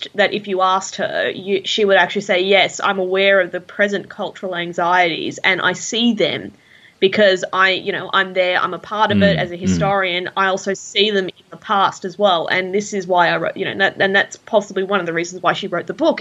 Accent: Australia

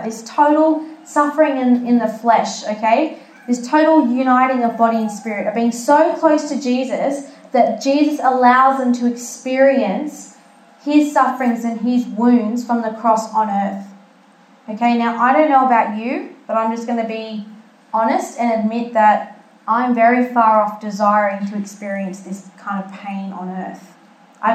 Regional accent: Malta; I'm from Malta, and I've been to the festa of St. Lawrence, which is where my grandfather's from, that village.

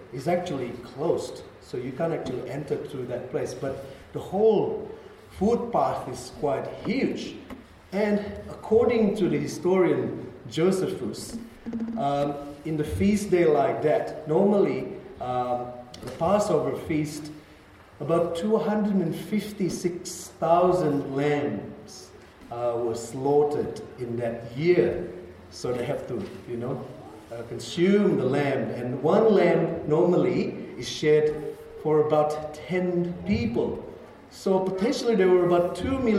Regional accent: Indonesia; As Indonesians

